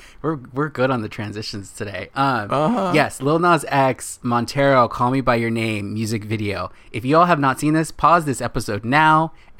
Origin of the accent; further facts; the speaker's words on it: California, United States; We're from California. We're from the west coast of the state.